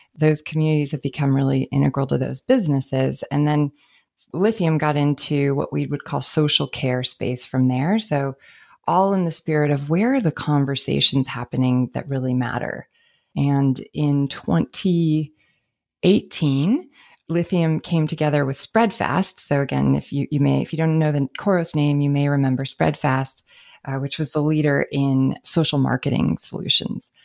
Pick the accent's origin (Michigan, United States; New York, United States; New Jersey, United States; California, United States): California, United States; San Francisco; I grew up in San Francisco